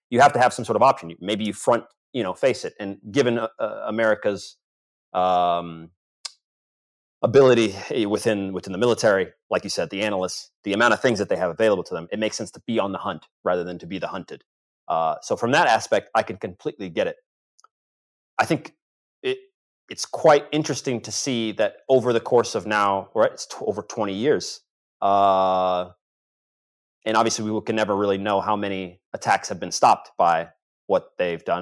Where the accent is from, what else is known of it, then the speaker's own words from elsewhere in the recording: United States; as an American